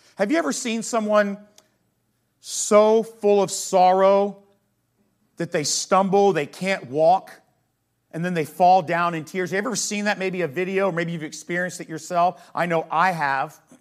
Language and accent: English; United States; as American Christians